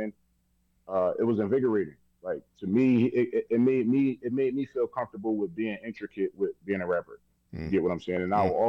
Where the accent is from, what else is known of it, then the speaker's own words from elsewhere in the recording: Philadelphia, Pennsylvania, United States; just being a Philadelphian myself